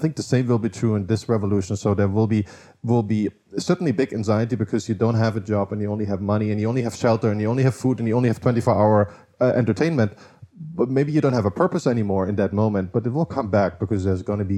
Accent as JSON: {"language": "English", "region": "eastern Germany", "country": "Germany", "tie": "born or raised there", "said": "So I grew up in Eastern Germany, and I saw like one country that was the same split up"}